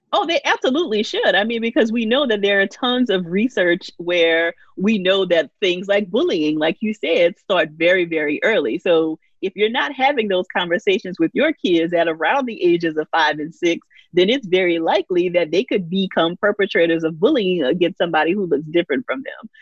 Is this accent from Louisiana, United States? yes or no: yes; Louisiana, United States; I grew up in Louisiana, a very small town